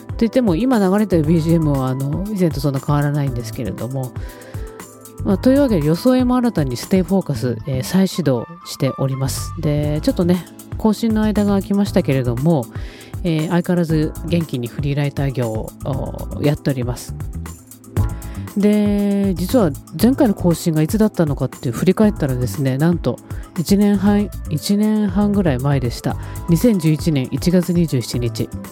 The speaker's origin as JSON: {"language": "Japanese", "region": "Tokyo", "country": "Japan", "tie": "born or raised there", "also_born_or_lived": "Okinawa / Fukuoka", "moved": "as an adult", "lives_now": "Kumamoto, Japan", "said": "東京出身ですけど東京出てその後沖縄に行って大学生ででそれから福岡に移って10年住んでで"}